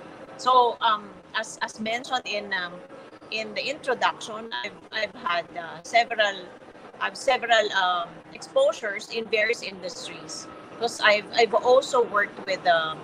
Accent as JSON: {"language": "English", "town": "San Pedro", "region": "Calabarzon", "country": "Philippines", "tie": "born or raised there", "said": "I grew up in San Pedro, Laguna"}